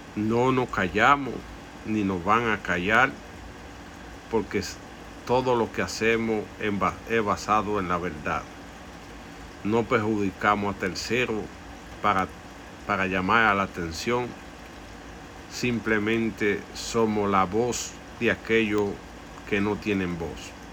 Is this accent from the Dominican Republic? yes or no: yes; Dominican Republic; es nuestra tierra por eso debemos defender el derecho a vivir como dominicanos